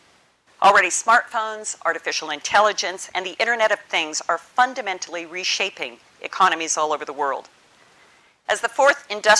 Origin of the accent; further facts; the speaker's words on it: Seattle, Washington, United States; also born or lived in Bristol; my hometown, as Stephen referenced, Seattle, which is in the Pacific Northwest of America.